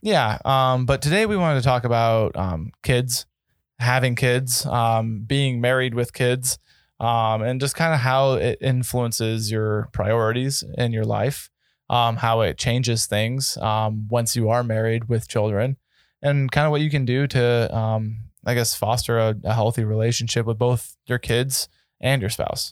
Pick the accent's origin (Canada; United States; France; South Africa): United States; Colorado; I grew up in Colorado